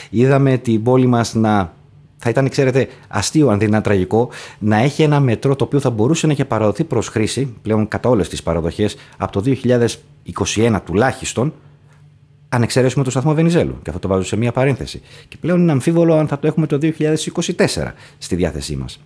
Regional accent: Thessaloniki, Central Macedonia, Greece; Εγώ ως Θεσσαλονικιός

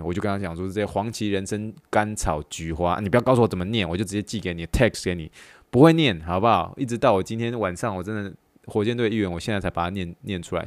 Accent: Taiwan; moved away; 我来自于就是，嗯，台湾那个背景

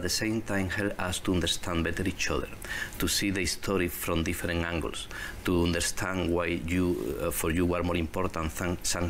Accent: southern Spain, Spain; English is a second language; now in Canada; I grew up in Spain. Spain, yes. In the south of Spain.

